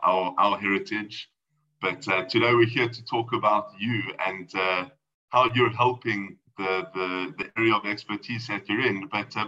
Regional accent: South Africa; I'm going to stick to my South African origin

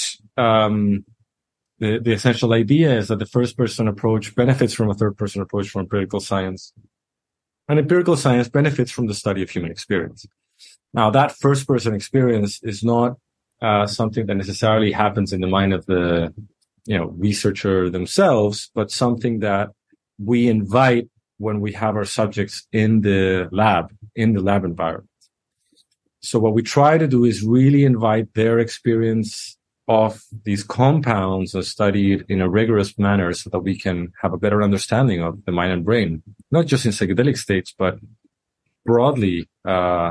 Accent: Chile; I am from Chile in Latin America

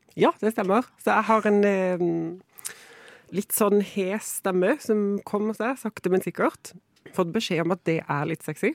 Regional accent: Kristiansand, Agder, Norway; moved away; jeg kommer fra Kristiansand. Jeg sier jo jeg er liksom flyktning fra bibelbeltet

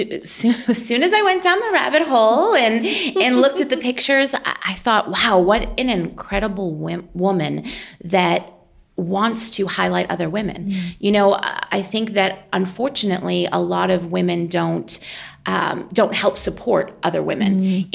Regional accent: Lowell, Massachusetts, United States; accent: Boston; moved away as an adult; now in Indianapolis, United States; I grew up just north of Boston in a city called Lowell

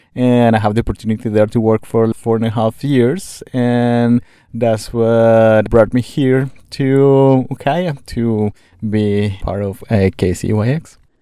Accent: Colombia; moved away; I'm from Colombia, in South America

